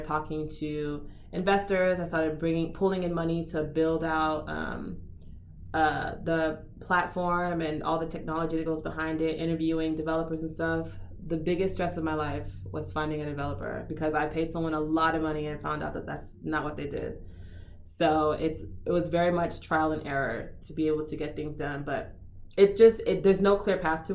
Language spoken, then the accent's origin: English; Miami, Florida, United States; moved away as an adult; also born or lived in Houston; I grew up in Miami